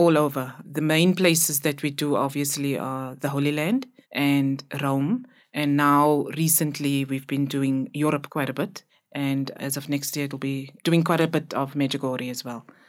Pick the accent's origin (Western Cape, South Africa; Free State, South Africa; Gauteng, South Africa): Western Cape, South Africa; Cape Town; I grew up in Cape Town, the colored community in Cape Town